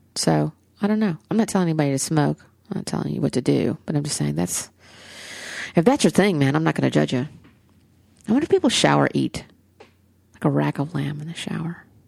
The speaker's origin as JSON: {"language": "English", "region": "the South", "country": "United States", "accent": "Southern", "said": "my Southern accent"}